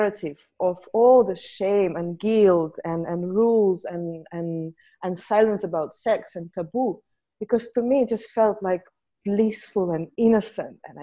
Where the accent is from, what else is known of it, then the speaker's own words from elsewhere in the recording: Saint Petersburg, Russia; So I grew up in Russia, in St. Petersburg